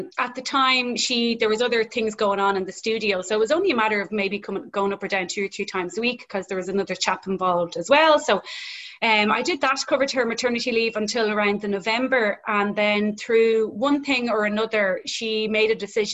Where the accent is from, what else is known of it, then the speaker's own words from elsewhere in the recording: Dublin, Leinster, Ireland; I'm from Dublin